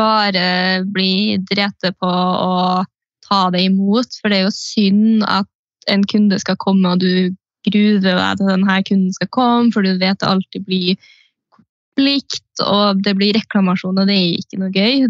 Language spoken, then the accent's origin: Norwegian; Steinkjer, Trøndelag, Norway; now in Trondheim, Norway; jeg er fra Steinkjer